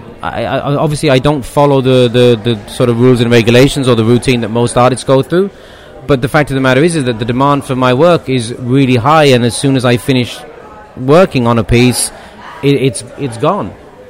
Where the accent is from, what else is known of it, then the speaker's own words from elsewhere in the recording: Cork, Munster, Ireland; born there; I was born on St. Finbar's Day in St. Finbar's Hospital.